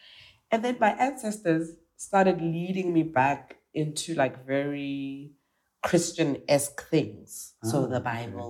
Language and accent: English; South Africa; I'm South African.